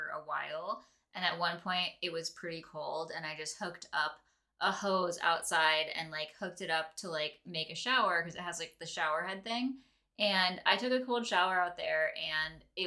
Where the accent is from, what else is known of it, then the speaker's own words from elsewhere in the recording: Lake Michigan, Midwest, United States; we grew up in Lake Michigan